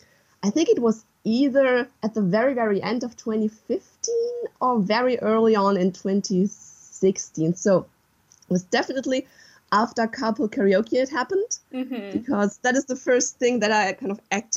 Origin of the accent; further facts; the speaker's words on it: western Germany, Germany; English is a second language; I'm from Germany, from the west of Germany.